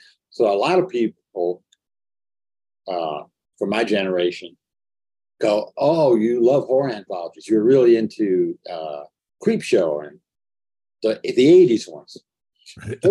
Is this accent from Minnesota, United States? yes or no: no; Inglewood, California, United States; I'm from Los Angeles, Los Angeles area, I knew nobody in the movies. Inglewood was as far from Hollywood